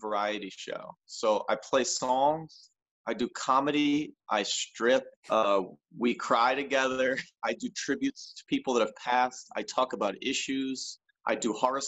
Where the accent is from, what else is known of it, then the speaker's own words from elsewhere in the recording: New Jersey, United States; the diner near where I grew up in South Jersey